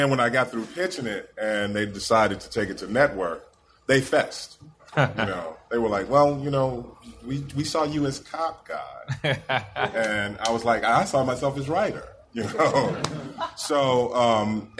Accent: Indiana, United States; I'm from Indiana

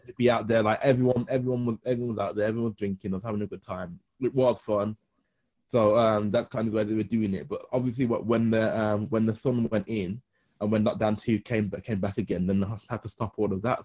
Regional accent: Birmingham, West Midlands, United Kingdom; my city because I love Birmingham

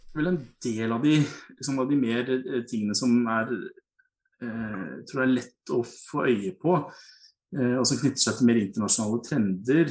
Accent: Hedmark, Innlandet, Norway; also born or lived in Kongsvinger; now in Oslo, Norway; Hedmark, hvor jeg opprinnelig kom fra

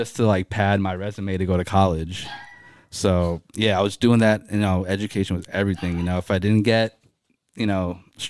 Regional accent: Bowie, Maryland, United States; also born or lived in Silver Spring, Maryland; But then yes, grew up in Bowie, Maryland. Pretty much my whole life.

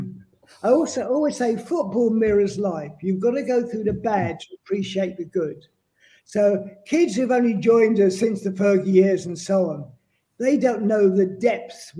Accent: London, United Kingdom; I'm a Cockney Red

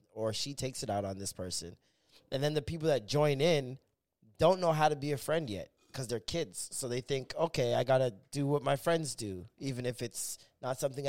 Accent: Toronto, Ontario, Canada; also born or lived in Rexdale, Toronto; I grew up in Rexdale when like I was like 4 or 5. Then I moved to Scarborough

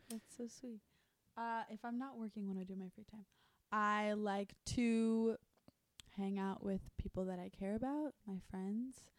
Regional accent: Fort Lauderdale, Florida, United States; now in Los Angeles, United States; I'm from Fort Lauderdale, but my part is Italian.

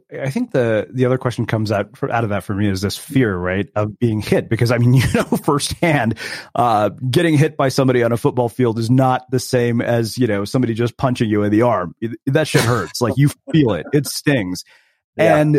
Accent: India; Keep in mind, I'm Indian, so I wasn't genetically predisposed for anything like this.

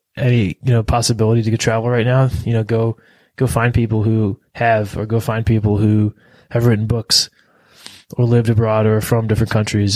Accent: United States; being an American, as from the United States of American

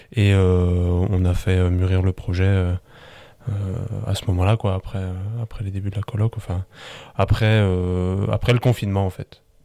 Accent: Biederthal, Grand Est, France; also born or lived in Colmar / Strasbourg; je suis originaire du village de Bidertal

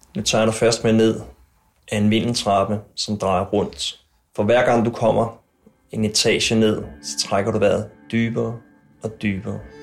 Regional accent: Copenhagen, Capital Region of Denmark, Denmark; born or raised there

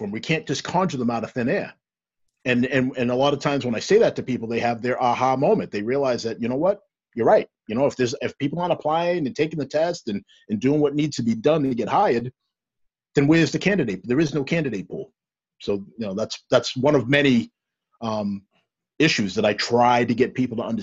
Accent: Stoughton, United States; I am I'm black, mm-hmm. but I grew up in Stoughton, old Stoughton, that is no was nowhere near as diverse as where where we are now.

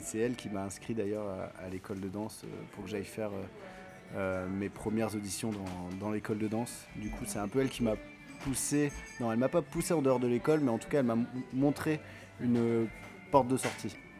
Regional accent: Paris region, Île-de-France, France; j'ai grandi euh, sur Paris, en, région parisienne, à côté de Paris

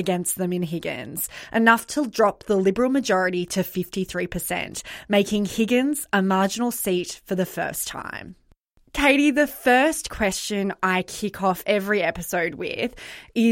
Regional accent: Sydney, New South Wales, Australia; I grew up in Sydney

